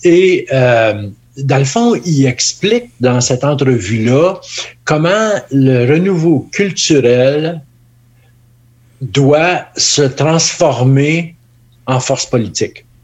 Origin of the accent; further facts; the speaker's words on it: Northern Ontario, Canada; en Ontario français, ici, depuis moi je viens du Nord